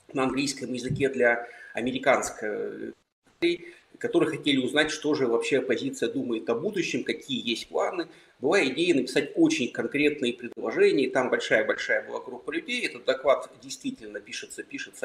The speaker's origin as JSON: {"language": "Russian", "town": "Almaty", "country": "Kazakhstan", "tie": "born or raised there", "also_born_or_lived": "Yekaterinburg, Russia", "moved": "as an adult", "lives_now": "Lithuania", "said": "я родился в Алмате и жил там восемнадцать лет, потом переехал в Екатеринбург. Двадцать пять лет жил в Екатеринбурге, пока не уехал в Литву"}